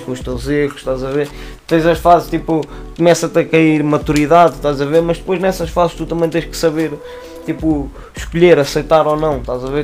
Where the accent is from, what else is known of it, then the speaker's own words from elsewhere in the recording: Lisbon, Portugal; also born or lived in Torres Vedras; originalmente eu sou da Lisa. Tipo, nasci cá e morei os meus dois primeiros anos da minha vida